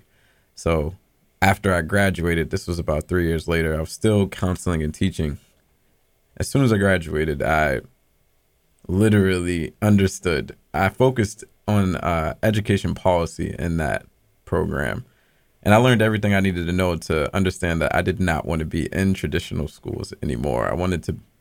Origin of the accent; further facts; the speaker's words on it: Boston, Massachusetts, United States; moved away as an adult; also born or lived in New York City; I'm originally from Boston. I grew up in Dorchester, literally 2 minutes away from Kelley, but I was on Columbia Road